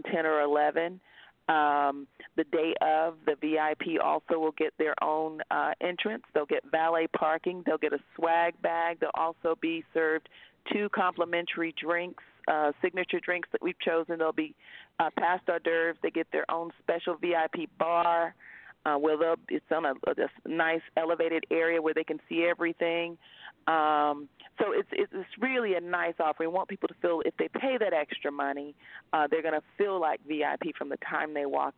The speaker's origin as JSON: {"language": "English", "region": "North Carolina", "country": "United States", "tie": "born or raised there", "moved": "yes", "said": "I grew up in North Carolina"}